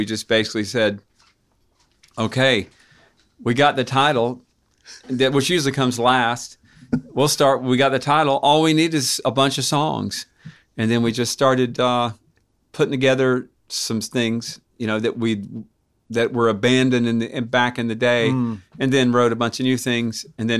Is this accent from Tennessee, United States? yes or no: yes; Knoxville, Tennessee, United States; born there; I was born in St. Mary's.